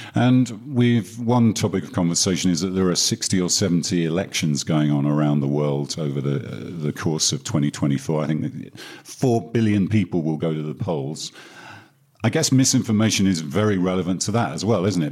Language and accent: English; United Kingdom; my home country, especially the UK